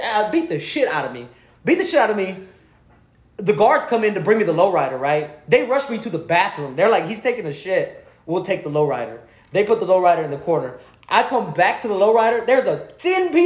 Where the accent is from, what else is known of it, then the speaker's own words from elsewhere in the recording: Houston, Texas, United States; I'm from the north side.